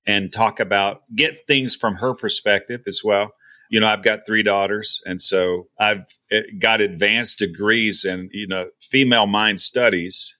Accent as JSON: {"language": "English", "region": "Texas", "country": "United States", "tie": "born or raised there", "moved": "as an adult", "said": "I'm from, I was, you know, born and raised in Texas"}